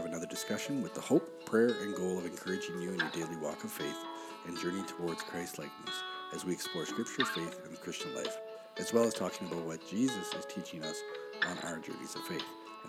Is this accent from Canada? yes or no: yes; Canada; We're Canadian.